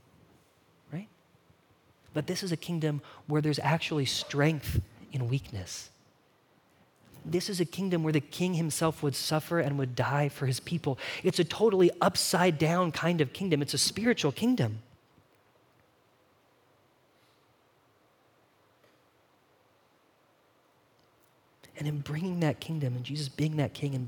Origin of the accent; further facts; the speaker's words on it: Bakersfield, California, United States; I grew up in California, right, in this place called Bakersfield.